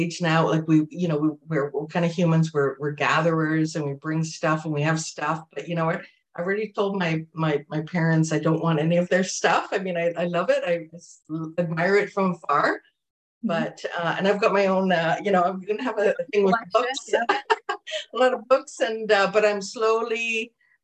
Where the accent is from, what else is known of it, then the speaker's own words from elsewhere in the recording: Jamaica; I'm from Jamaica.